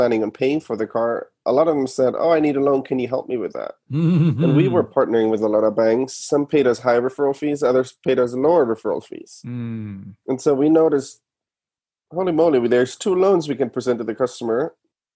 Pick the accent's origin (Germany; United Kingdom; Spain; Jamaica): Germany; moved away as an adult; now in United States; I'm from Germany originally. I moved to the US in 11, went to Stanford Business School.